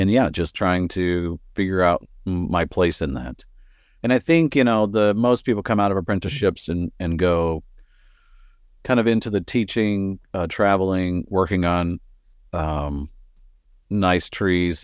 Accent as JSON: {"language": "English", "region": "West Texas", "country": "United States", "tie": "born or raised there", "moved": "as an adult", "lives_now": "Portland, United States", "said": "I grew up in the plains of West Texas. Uh, you'll probably hear my accent coming through every once in a while"}